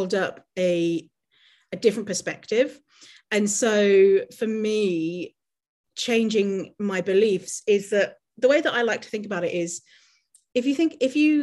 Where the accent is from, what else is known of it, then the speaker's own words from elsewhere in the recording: United Kingdom; moved away as an adult; now in Canada; I grew up in poverty in the city voted in the UK the worst city to live.